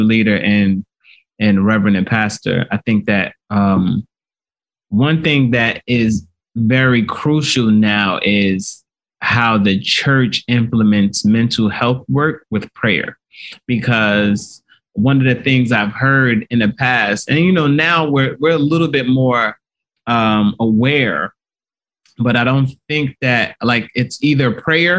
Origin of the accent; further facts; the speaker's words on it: Nigeria; I'm Nigerian